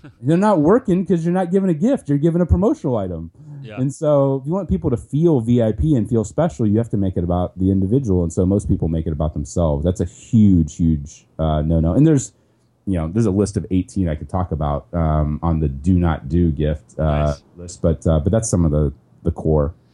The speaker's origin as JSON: {"language": "English", "region": "Ohio", "country": "United States", "tie": "born or raised there", "also_born_or_lived": "Cleveland", "said": "I grew up in Ohio, which is a great place to grow up"}